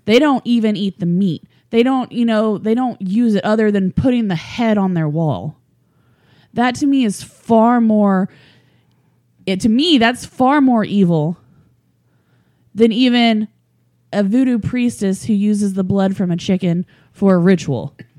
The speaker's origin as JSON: {"language": "English", "region": "Oklahoma", "country": "United States", "said": "I'm from Oklahoma and the Native American in me"}